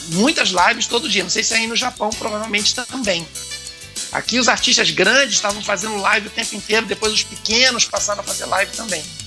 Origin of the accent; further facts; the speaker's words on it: Brazil; eu sou roqueiro, mas eu sou brasileiro, costumo dizer, né? Eu sou roqueiro brasileiro. Então, falo português com muito orgulho